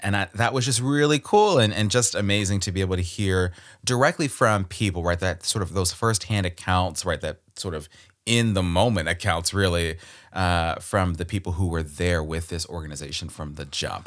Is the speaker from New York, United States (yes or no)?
no; Baltimore, Maryland, United States; Born and raised in Baltimore, Maryland, my home